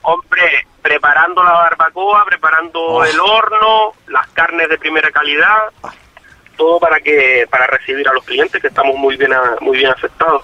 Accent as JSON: {"language": "Spanish", "area": "Fuerteventura", "region": "Canary Islands", "country": "Spain", "said": "yo soy majorero, por eso se llama restaurante asador el majorero"}